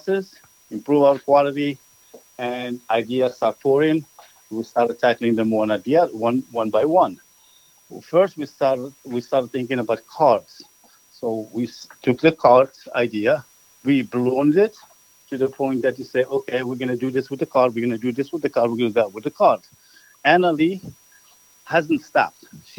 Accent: Morocco; moved away; also born or lived in Manhattan; I'm from Morocco

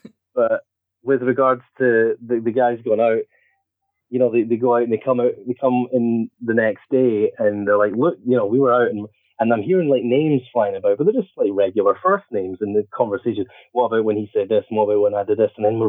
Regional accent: Scotland, United Kingdom; I guess there's something sort of chaotic about being Scottish

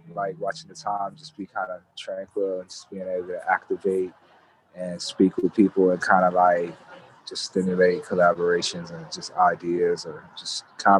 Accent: Japan; But myself, I'm actually from Japan.

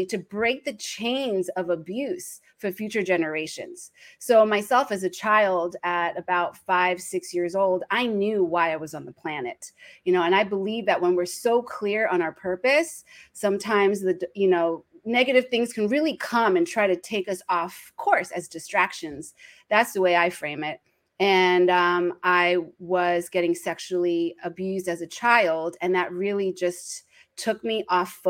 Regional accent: New Jersey, United States; now in Los Angeles, United States; I started off being the firstborn to Taiwanese immigrants in New Jersey, East Coast.

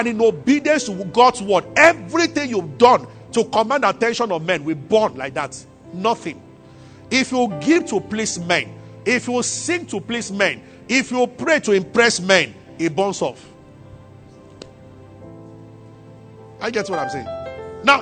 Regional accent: Abeokuta, Ogun State, Nigeria; moved away as an adult; also born or lived in Ibadan / Kaduna; now in Lagos, Nigeria; I grew up in Abeokuta and I went to the University of Ibadan

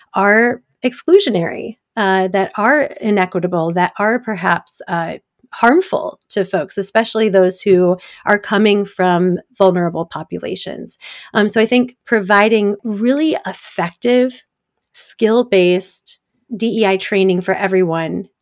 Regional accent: Detroit, Michigan, United States; now in Washington, D.C., United States; I grew up in the suburbs of Detroit

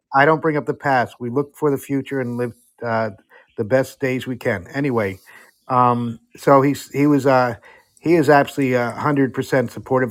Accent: Netherlands; now in United States; I grew up in Europe, uh, in the Netherlands

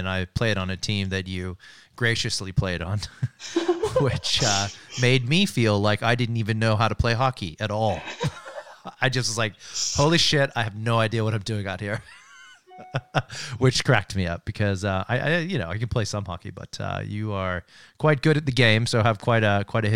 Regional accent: Coeur d'Alene, Idaho, United States; also born or lived in Florida; now in Australia; I'm from Idaho, so like I had a little border with Canada.

